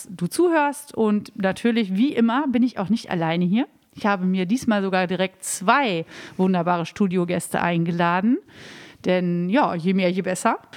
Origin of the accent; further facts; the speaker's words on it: Münster, North Rhine-Westphalia, Germany; ich komme aus Münster, wohnte in der Innenstadt